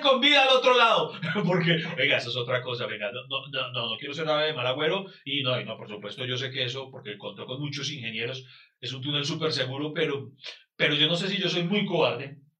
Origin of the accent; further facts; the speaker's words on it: Pereira, Risaralda, Colombia; soy de Pereira